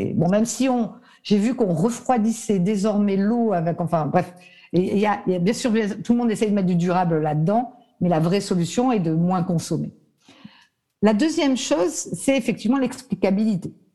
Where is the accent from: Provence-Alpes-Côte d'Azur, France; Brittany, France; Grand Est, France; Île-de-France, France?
Provence-Alpes-Côte d'Azur, France; Nice; je suis niçoise à la base